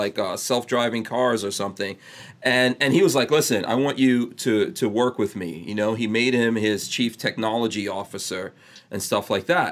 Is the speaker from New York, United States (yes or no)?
yes; New York City, New York, United States; I grew up in New York City in Far Rockaway in the crack 80s